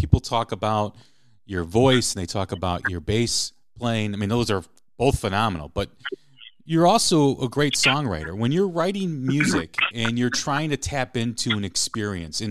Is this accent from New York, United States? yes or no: no; Chicago, Illinois, United States; I grew up in Chicago